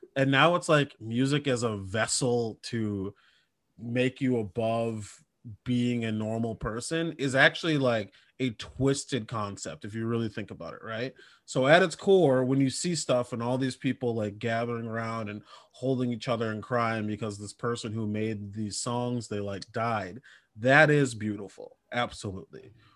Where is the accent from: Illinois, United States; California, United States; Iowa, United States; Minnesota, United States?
Minnesota, United States; I'm from Minnesota